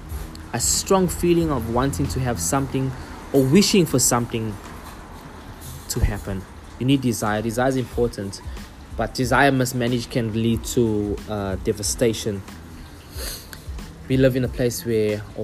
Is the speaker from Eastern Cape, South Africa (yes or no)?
no; Durban, KwaZulu-Natal, South Africa; In the community I grew up in Durban, a very small community